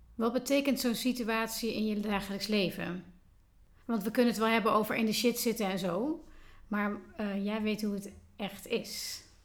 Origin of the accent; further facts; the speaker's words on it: Tilburg, North Brabant, Netherlands; Vandaag ben ik in mijn thuisstad Tilburg aangeschoven